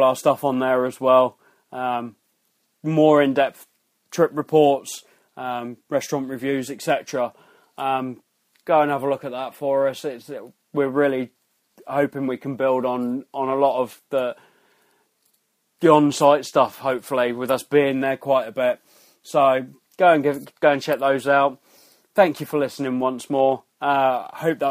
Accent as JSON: {"language": "English", "country": "United Kingdom", "said": "we're British"}